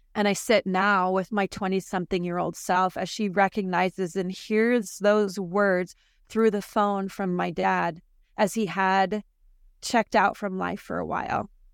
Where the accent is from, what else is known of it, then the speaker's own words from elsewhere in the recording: South Florida, Northern Idaho, United States; I was relocated from South Florida to Northern Idaho